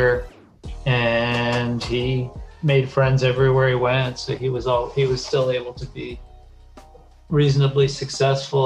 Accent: White Plains, New York, United States; moved away as an adult; now in Tokyo, Japan; I'm from New York

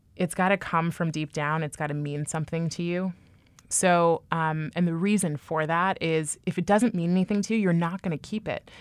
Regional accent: Bay Area, California, United States; moved away as an adult; now in New York, United States; I was raised, born and raised in the Bay Area

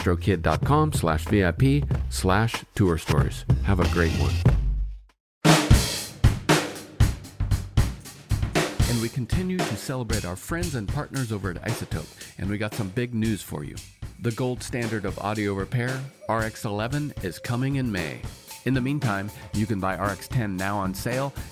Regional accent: West Coast, United States; I've been on the West Coast my entire life

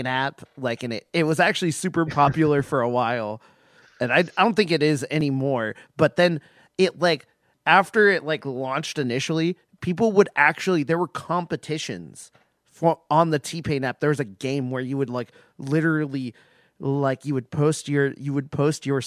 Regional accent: Seattle, Washington, United States; growing up in Seattle

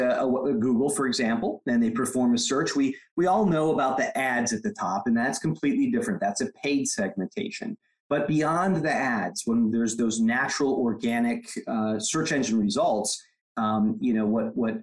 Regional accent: Michigan, United States; now in California, United States; I come from the Midwest, effectively, from Michigan, but I've been in California for decades now.

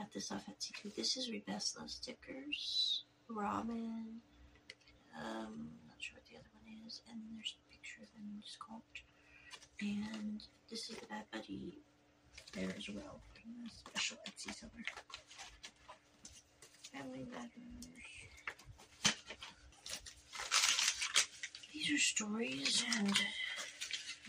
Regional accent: United States; I am an American person.

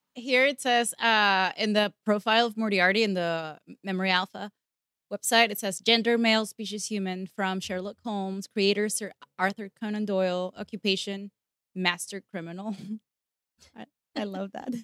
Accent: Venezuela; English is a second language; moved away; I come from Venezuela

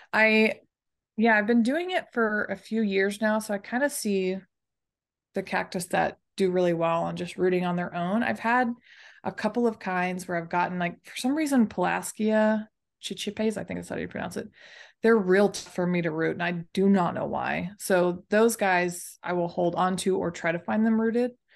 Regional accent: Dallas, Texas, United States; I'm from Dallas, Texas. That's where I was pretty much born and raised, and that's where I still currently am

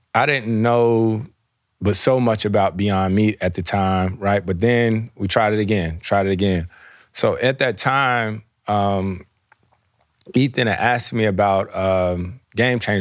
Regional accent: the South, United States; moved away; I grew up in the South

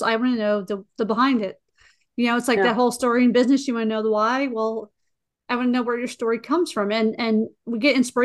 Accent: Pennsylvania, United States; we're both from Pennsylvania near the same area

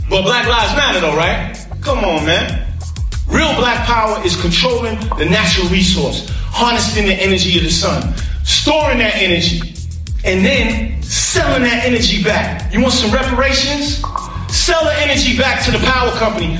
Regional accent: New York, United States; I grew up in New York

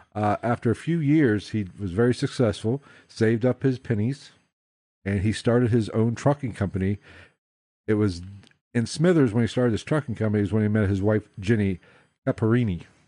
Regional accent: West Virginia, United States; Fayetteville, West Virginia, my home state

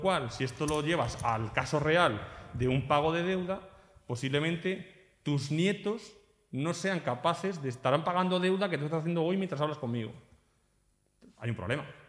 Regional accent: Spain; moved away as an adult; now in Portugal; yo soy un español que ahora vivo aquí

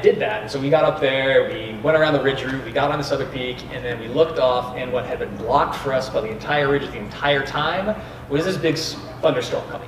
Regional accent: Grandview Heights, Ohio, United States; moved away as an adult; also born or lived in Boulder, Colorado / Scotland / Chile; I grew up right here in Grandview Heights, Ohio, right here in the middle of Columbus.

